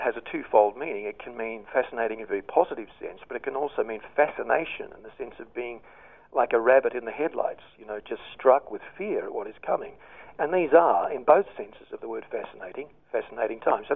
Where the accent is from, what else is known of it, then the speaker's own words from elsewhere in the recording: Australia; moved away as an adult; I'm an expat at the moment, but I'm certainly an Australian at heart